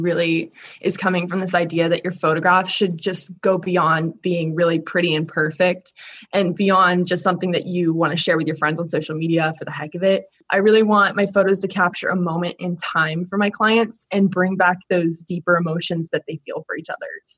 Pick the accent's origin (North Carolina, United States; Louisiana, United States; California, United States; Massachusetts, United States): California, United States; Southern; moved away as an adult; now in Virginia, United States; I'm actually from Southern California. So I grew up in a city sort of near San Diego